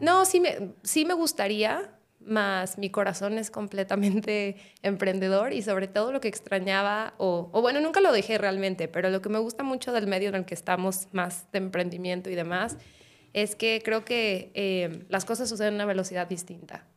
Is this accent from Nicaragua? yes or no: no; Guadalajara, Jalisco, Mexico; soy de Guadalajara